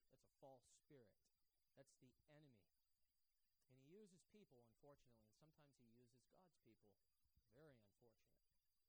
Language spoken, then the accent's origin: English; Bangor, Maine, United States; I got saved when I was 18 years old. Okay? I grew up here in the Bangor area.